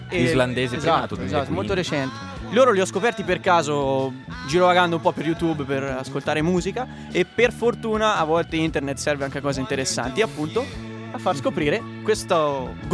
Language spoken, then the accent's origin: Italian; Pisa, Tuscany, Italy; Sono tutti pisani qua, perché dopo ce ne sono altri. Tutti pisani, boia. Siamo tutti dei Pisa.